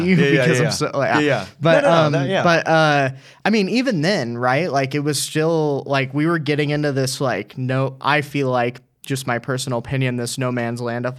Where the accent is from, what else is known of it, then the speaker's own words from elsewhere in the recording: Oklahoma City, Oklahoma, United States; Right. Yeah. I'm not. I'm from Oklahoma City.